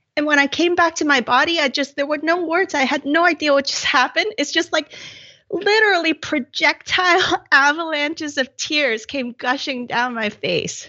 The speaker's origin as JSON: {"language": "English", "country": "Hong Kong", "tie": "born or raised there", "said": "growing up in Hong Kong"}